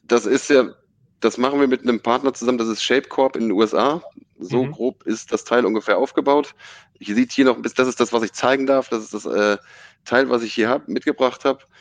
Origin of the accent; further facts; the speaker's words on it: Stade region, Lower Saxony, Germany; eigentlich komme ich aus der Region Stade